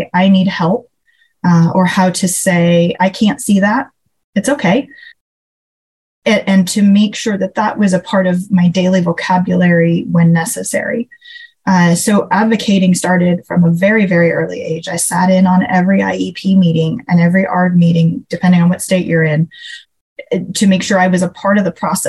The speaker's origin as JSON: {"language": "English", "region": "California", "country": "United States", "moved": "yes", "lives_now": "Phoenix, United States", "said": "I'm from California originally"}